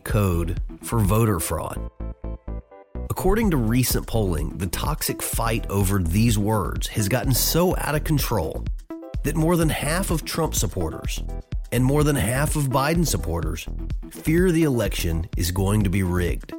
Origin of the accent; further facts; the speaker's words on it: Tennessee, United States; my home state of Tennessee